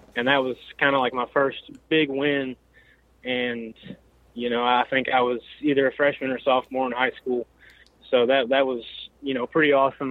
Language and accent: English; Elizabethtown, Kentucky, United States; I'm from Elizabethtown, Kentucky.